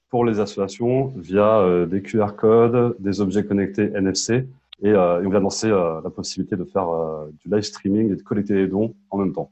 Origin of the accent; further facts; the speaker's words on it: Paris suburbs, Île-de-France, France; euh, j'ai 34 ans, je suis de banlieue parisienne.